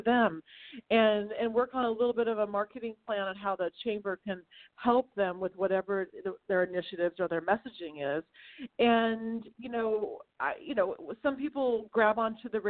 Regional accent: Northern California, United States; I grew up in Northern California.

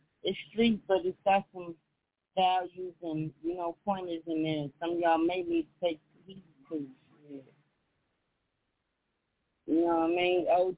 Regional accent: Atlanta, Georgia, United States; also born or lived in Florida; I'm in between my hometown, Atlanta, Florida.

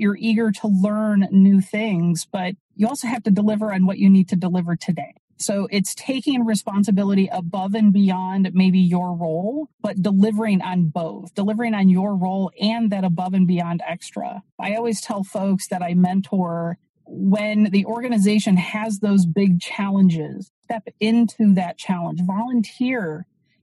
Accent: Michigan, United States; I grew up in Michigan, and so automotive capital of the world

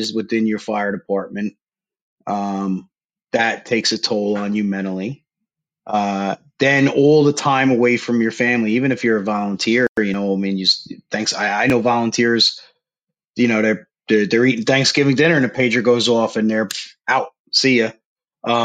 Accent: New Jersey, United States; I grew up in Jersey.

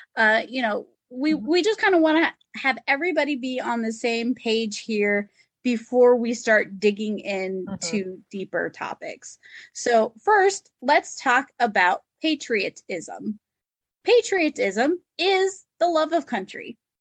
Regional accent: United States; something that Americans wrestle with is our our still our sense of heritage from the places that our ancestors came from

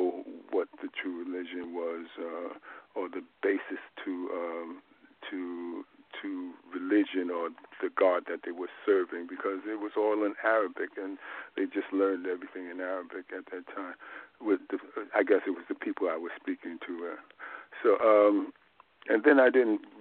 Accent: New York City, New York, United States; also born or lived in Sumter, South Carolina / Harlem; I was born in Sumter, South Carolina, and raised in New York. That's in Harlem and in Brooklyn, most of my life in Brooklyn

